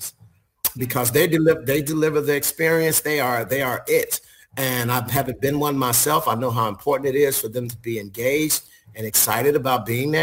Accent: Chicago, Illinois, United States; moved away as an adult; also born or lived in Memphis, Tennessee; I'm originally from Chicago, so that was actually where I got my first hotel job.

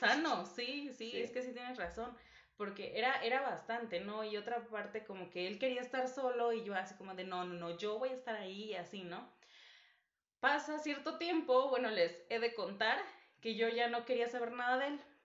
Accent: Guerrero, Mexico; now in Mexico City, Mexico; no soy de Ciudad de México, entonces en fechas de vacaciones, festivo, me voy con mi familia a, Guerrero

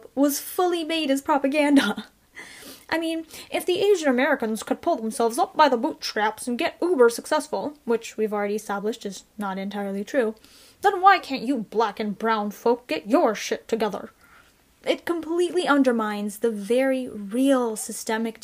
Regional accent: Canada; I was born and raised here in Canada

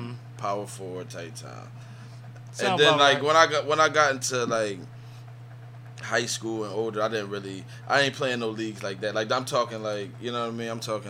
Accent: Philadelphia, Pennsylvania, United States; growing up in Philly, I grew up in my neighborhood, but. You know, my mom did music, so and I grew up in the church

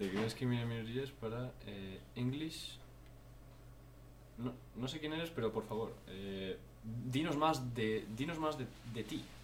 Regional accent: Madrid, Community of Madrid, Spain; España, sí, Madrid.

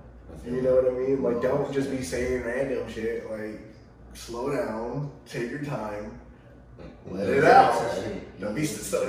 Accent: Ohio, United States; I grew up in the culture. I'm from Ohio

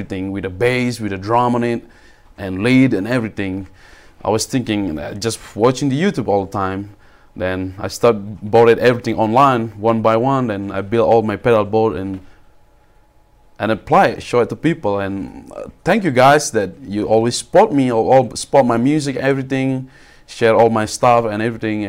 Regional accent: Bali, Indonesia; moved away; I was born in Bali, back in Indonesia. It's a huge country, a small island, beautiful island called Bali.

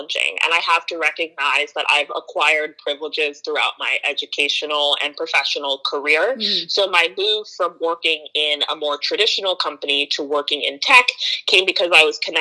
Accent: Maryland, United States; also born or lived in Philadelphia / New York / Princeton / Ghana (ancestry); now in Oakland, United States; I grew up on the East Coast in Maryland, but I live in Oakland, California now

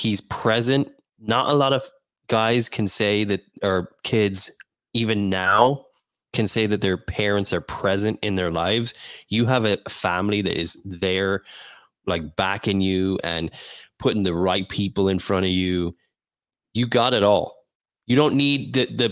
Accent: Ireland; I'm Irish

